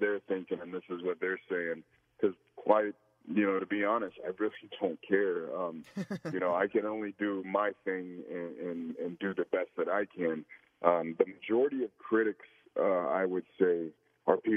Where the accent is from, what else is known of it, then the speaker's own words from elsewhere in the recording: the Florida Panhandle, United States; we grew up in the South, you know, and if you grew up down in, you know, the panhandle of Florida, there's not much else